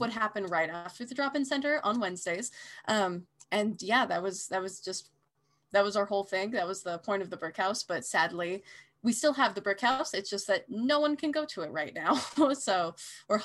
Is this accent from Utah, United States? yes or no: yes; Salt Lake City, Utah, United States; now in Boise, United States; I grew up in Salt Lake City, Utah